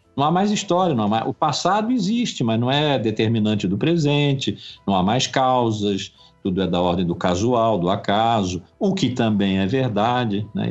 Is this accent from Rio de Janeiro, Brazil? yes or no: yes; Rio de Janeiro, Brazil; also born or lived in Blumenau; sempre vivi no Rio